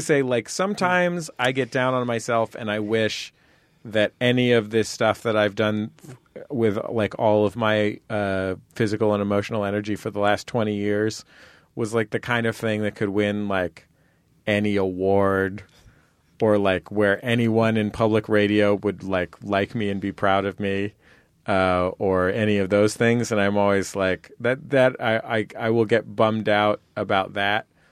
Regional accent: San Francisco, California, United States; I grew up in San Francisco

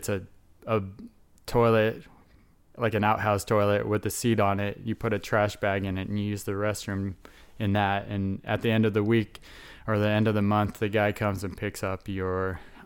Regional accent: Utah, United States; born there; I was born in Utah, so my grandmother was a Mormon.

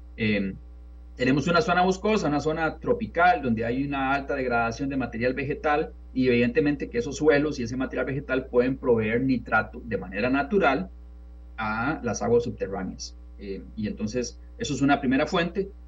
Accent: San Antonio de Belén, Heredia, Costa Rica; moved away as an adult; now in Texas, United States; yo recuerdo de cuando niño viviendo en San Antonio de Belén

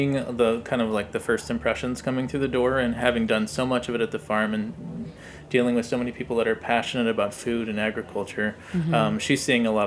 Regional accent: Midwest, United States; moved away; I'm from the Midwest, so making biscuits was kind of a daily thing growing up

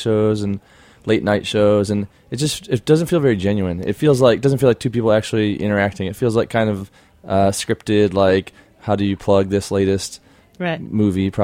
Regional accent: Ann Arbor, Michigan, United States; now in Los Angeles, United States; Ann Arbor, Michigan, my hometown

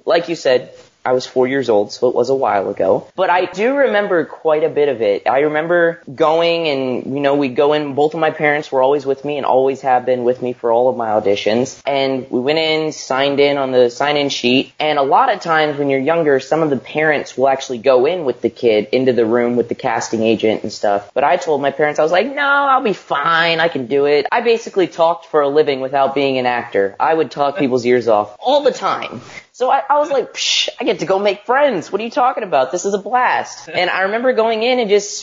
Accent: Nashville, Tennessee, United States; I grew up born and raised in Nashville, Tennessee

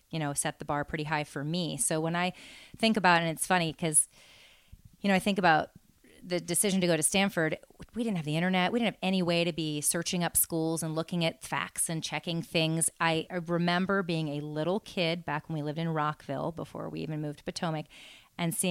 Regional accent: Japan; born there; I was born in Japan

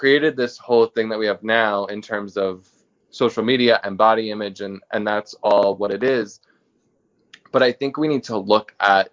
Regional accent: New York, United States; I'm from New York.

